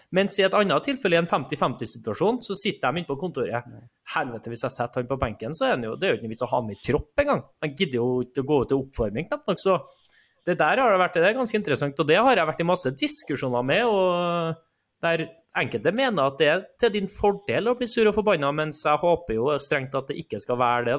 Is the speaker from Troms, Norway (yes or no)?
no; Trondheim, Trøndelag, Norway; jeg er oppvokst i Trondheim